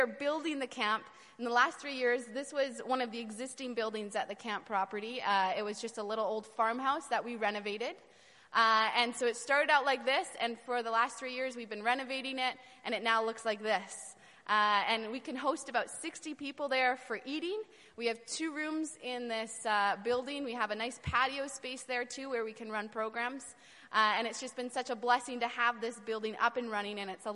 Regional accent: Vancouver, British Columbia, Canada; moved away as an adult; now in Romania; I grew up in Vancouver, so I was not really in this sort of culture in Vancouver

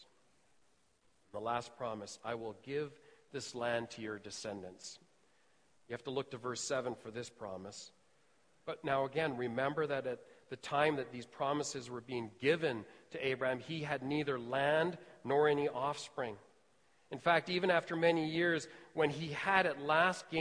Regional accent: Edmonton, Alberta, Canada; I was born and raised here in Edmonton. So this is my hometown.

